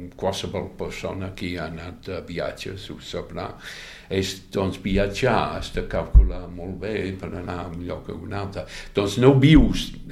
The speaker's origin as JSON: {"language": "Catalan", "area": "London", "region": "South East England", "country": "United Kingdom", "tie": "born or raised there", "second_language": "Catalan", "moved": "as an adult", "lives_now": "Catalonia, Spain", "said": "vaig passar una part de la meva infància a Londres, fins als 8-9 anys, eh? i després la meva família es va canviar de ciutat, no massa lluny, potser, no sé, 40 quilòmetres"}